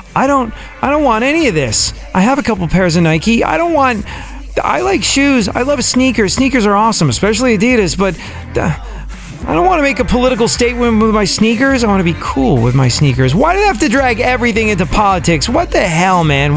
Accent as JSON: {"language": "English", "region": "England", "country": "United Kingdom", "tie": "born or raised there", "also_born_or_lived": "New York, United States", "moved": "as an adult", "lives_now": "Texas, United States", "said": "I was raised in England."}